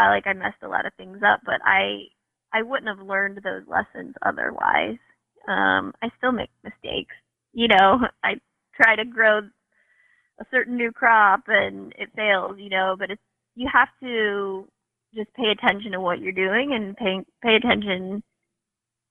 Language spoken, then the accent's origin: English; Northern Kentucky, United States; moved away; also born or lived in Washington State; growing up in Northern Kentucky, we had a garden in the backyard. I worked at McGlasson's Produce in Hebron